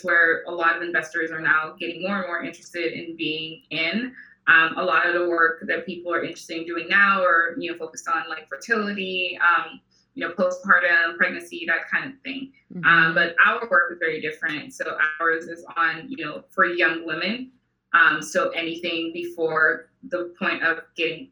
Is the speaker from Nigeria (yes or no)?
yes; Nigeria; moved away as an adult; also born or lived in Houston, United States; now in Los Angeles, United States; I am an immigrant. So I'm originally from Nigeria. I moved to the US in 2010 for college.